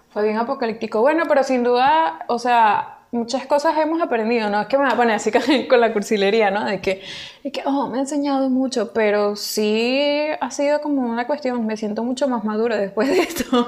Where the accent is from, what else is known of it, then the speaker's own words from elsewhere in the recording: Venezuela; now in Peru; nosotros ahorita nos encontramos en Perú, nosotros venimos de Venezuela